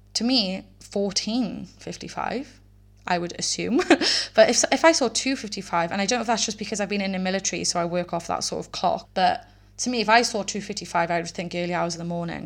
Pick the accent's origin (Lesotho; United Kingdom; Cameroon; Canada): United Kingdom; Wales; I am from Wales